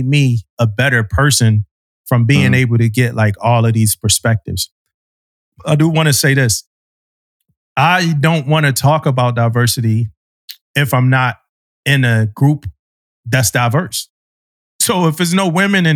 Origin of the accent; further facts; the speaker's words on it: Philadelphia, Pennsylvania, United States; when I grew up in Philly